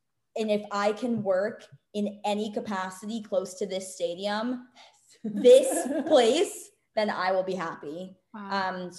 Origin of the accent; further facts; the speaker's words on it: Maryland, United States; I grew up in Maryland